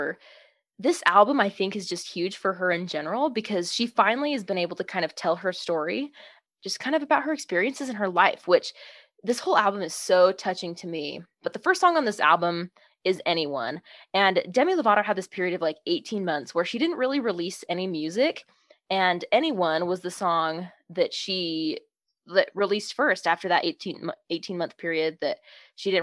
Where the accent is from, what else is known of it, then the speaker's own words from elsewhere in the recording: Star Valley, Wyoming, United States; We're both from Star Valley, Wyoming. Family friends. We've just kind of grown up around each other and in the same small little town in Wyoming